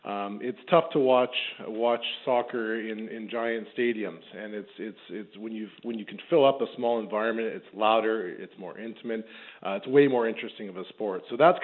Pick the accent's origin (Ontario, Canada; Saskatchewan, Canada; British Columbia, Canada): Saskatchewan, Canada; Saskatoon; I grew up in Saskatoon, where soccer wasn't exactly the first sport in Saskatchewan at the time.